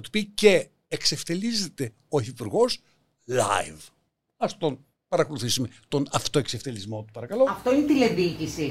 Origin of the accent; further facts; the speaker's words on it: Larissa, Thessaly, Greece; moved away; τη Λάρισας τη πατρίδα μου